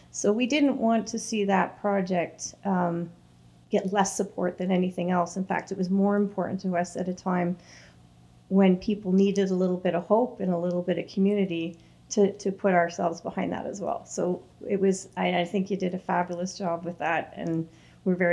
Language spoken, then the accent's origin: English; Toronto, Ontario, Canada; now in Scugog, Canada; I grew up in Toronto